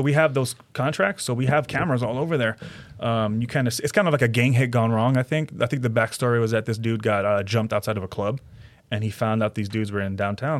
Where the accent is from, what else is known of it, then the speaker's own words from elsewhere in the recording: California, United States; I grew up in California until I joined the army